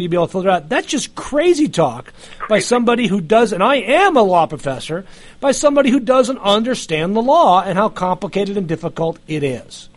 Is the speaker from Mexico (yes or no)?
no; New York City, New York, United States; moved away as an adult; now in Georgia, United States; I grew up in New York, and I remember the New York of my youth the 1960s and 1970s